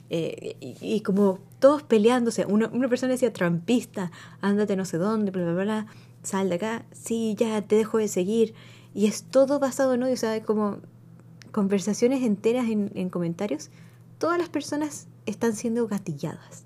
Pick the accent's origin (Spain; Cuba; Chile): Chile; now in United States; yo crecí en Chile